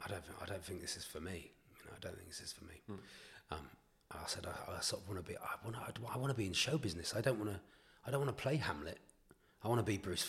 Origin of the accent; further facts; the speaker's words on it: Newton Abbot, South West England, United Kingdom; I'm from Newton Abbot near Torquay or Tynmouth or Paignton